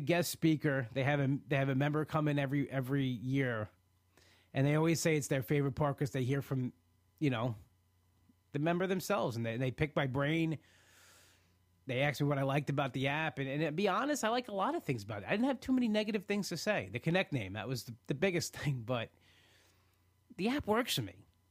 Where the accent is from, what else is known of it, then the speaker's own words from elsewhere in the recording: New York, United States; being a New Yorker, be, living on Long Island and being an hour away from the city